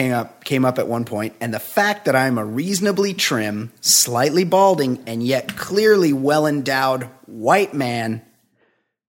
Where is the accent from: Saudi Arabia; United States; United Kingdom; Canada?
United States; West Coast; I'm from the West Coast